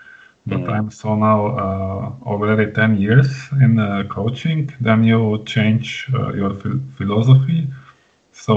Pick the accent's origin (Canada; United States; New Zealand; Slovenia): Slovenia; I'm from Slovenia.